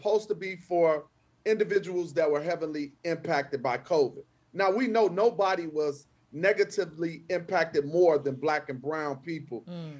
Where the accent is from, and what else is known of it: Chicago, Illinois, United States